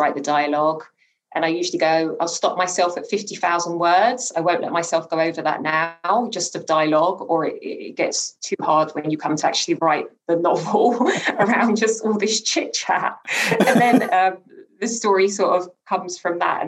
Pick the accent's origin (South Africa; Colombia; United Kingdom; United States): United Kingdom; London; also born or lived in Newham; I grew up in Hackney in particular